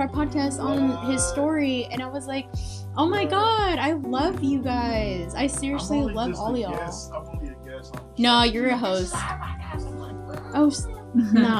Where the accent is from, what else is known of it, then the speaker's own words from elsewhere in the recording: Houston, Texas, United States; now in Pearland, United States; I'm from A-Leaf